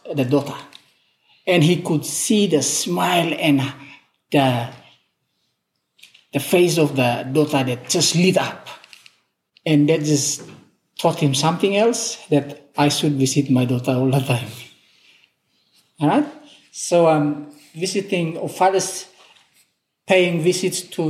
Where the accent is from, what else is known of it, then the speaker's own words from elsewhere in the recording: Papua New Guinea; we are from Papua New Guinea